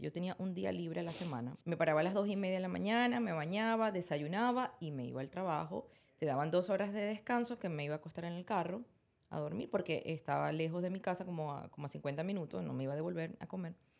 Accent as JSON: {"language": "Spanish", "town": "Maracaibo", "region": "Zulia", "country": "Venezuela", "moved": "yes", "said": "yo soy maracucha"}